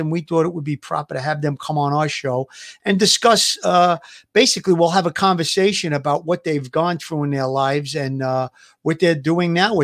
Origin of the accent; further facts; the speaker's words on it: New York City, New York, United States; I grew up in that neighborhood too. I grew up on Avenue U, right by the Mother Cabrini Club.